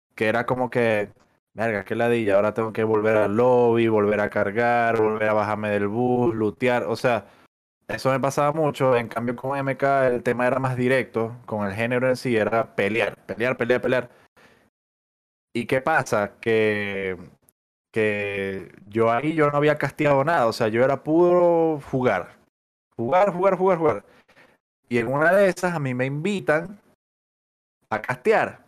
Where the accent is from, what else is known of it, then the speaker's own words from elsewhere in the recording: Maracaibo, Zulia, Venezuela; moved away as an adult; now in Chile; soy de Maracaibo. Eh, tengo viviendo acá en Chile ya casi, no sé, como siete años